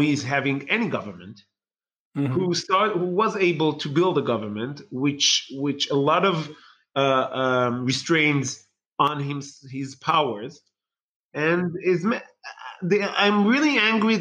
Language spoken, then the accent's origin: English; Bnei Brak, Tel Aviv District, Israel; when I grew up in Bnei Brak was, the majority there was ultra-Orthodox Haredi